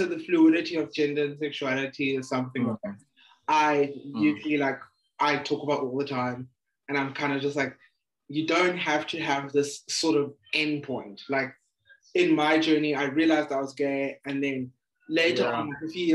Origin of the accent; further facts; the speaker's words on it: Eastern Cape, South Africa; I'm from the Eastern Cape.